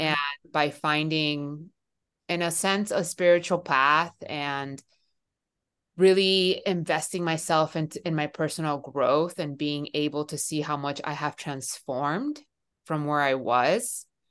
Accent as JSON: {"language": "English", "town": "Miami", "region": "Florida", "country": "United States", "also_born_or_lived": "Seattle / Sacramento", "moved": "as an adult", "lives_now": "San Francisco, United States", "said": "I am originally from Miami"}